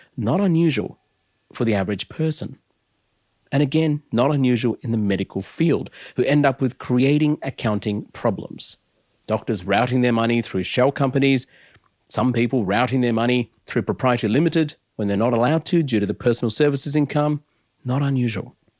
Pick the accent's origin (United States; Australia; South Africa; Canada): Australia; Adelaide, South Australia; as a nineties kid growing up in Adelaide